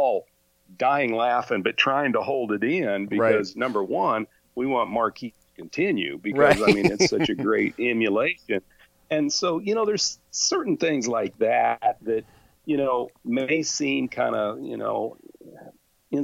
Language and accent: English; Independence, Kansas, United States; my hometown of Independence